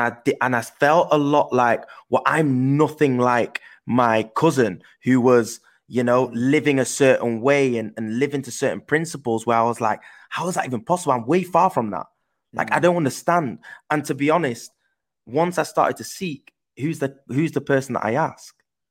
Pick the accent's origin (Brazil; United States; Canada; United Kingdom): United Kingdom; Manchester, North West England; accent: English; also born or lived in Netherlands; I then moved from Holland to England. And that's why I've obviously got an English accent, because I grew up in Manchester in England.